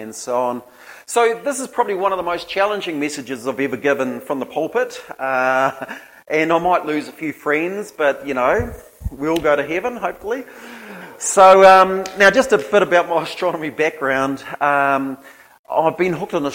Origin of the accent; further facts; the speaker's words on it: Gisborne, New Zealand; also born or lived in Hastings, New Zealand; then went to Te Whitau School, Gisborne Intermediate and Lytton High School